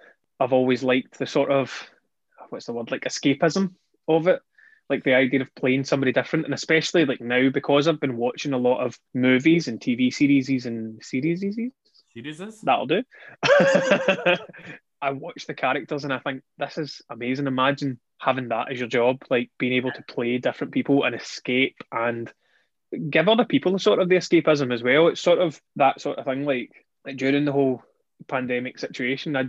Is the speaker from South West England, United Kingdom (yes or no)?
no; Tarbolton, Scotland, United Kingdom; I used to work in a pub in the village I grew up in Turbolton